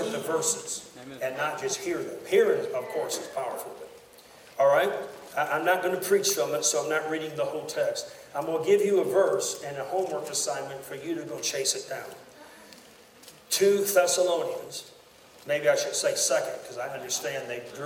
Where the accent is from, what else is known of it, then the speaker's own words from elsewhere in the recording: United States; I'm an American to the core of my being